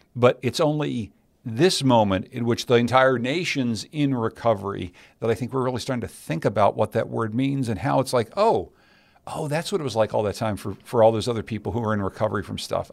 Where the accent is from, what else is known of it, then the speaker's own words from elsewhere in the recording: Pittsburgh, Pennsylvania, United States; I grew up in Pittsburgh, Pennsylvania